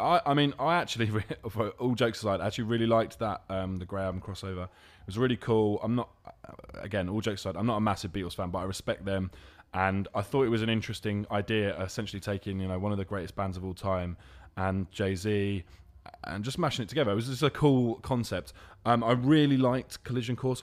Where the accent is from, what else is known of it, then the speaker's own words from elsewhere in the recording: London, United Kingdom; I'm from London.